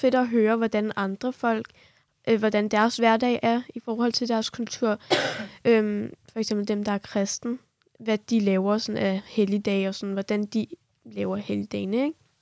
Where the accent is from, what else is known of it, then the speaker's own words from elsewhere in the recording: Kurdistan Region, Iraq; now in Denmark; fra Irak